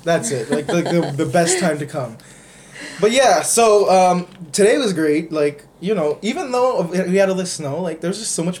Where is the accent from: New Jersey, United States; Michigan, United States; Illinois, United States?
New Jersey, United States; We're in Canada, actually. We're actually from New Jersey, but we're in Canada today